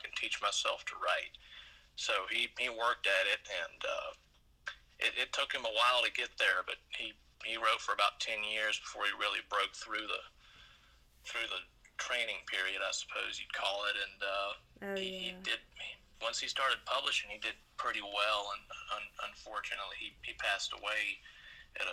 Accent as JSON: {"language": "English", "town": "Brandon", "region": "Mississippi", "country": "United States", "tie": "born or raised there", "also_born_or_lived": "Jackson", "said": "I've lived in Brandon for the majority of my life"}